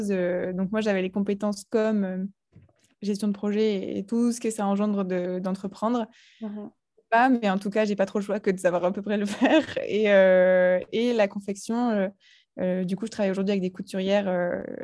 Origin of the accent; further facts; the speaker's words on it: Pas-de-Calais, Hauts-de-France, France; also born or lived in Nord / Lille; je suis originaire du Pas-de-Calais. je suis née dans, dans le Nord